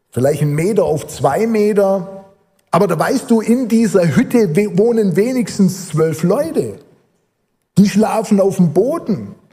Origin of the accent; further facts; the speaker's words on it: Almersbach, Rhineland-Palatinate, Germany; er war dann Jugendleiter in der Gemeinde in Almersbach, wo ich aufgewachsen bin.